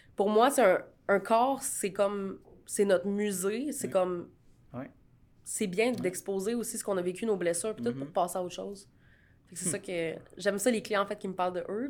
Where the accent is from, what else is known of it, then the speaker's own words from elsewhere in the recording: Canada; je suis canadienne